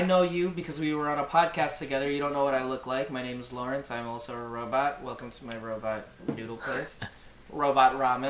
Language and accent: English; Philippines; We're super Filipino over here.